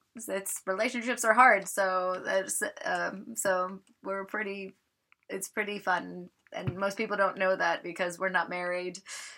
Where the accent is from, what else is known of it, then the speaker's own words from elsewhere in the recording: Alaska, United States; And I grew up in Alaska. As I said, my dad was in the Coast Guard.